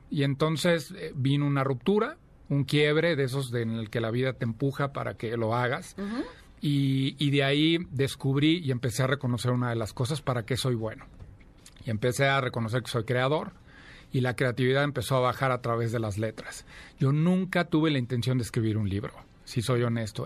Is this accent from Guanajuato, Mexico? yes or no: yes; Celaya, Guanajuato, Mexico; moved away as an adult; now in Mexico City, Mexico; nací en Celaya, Guanajuato, llevo ya veintitantos años, 24 años viviendo aquí en la Ciudad de México